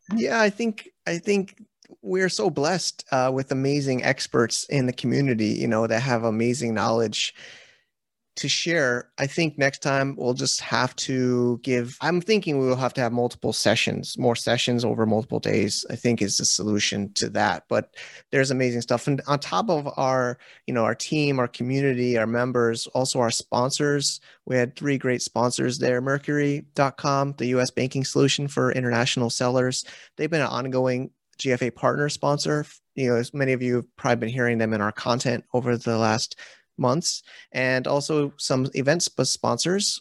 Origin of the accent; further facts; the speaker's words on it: United States; now in China; I'm an American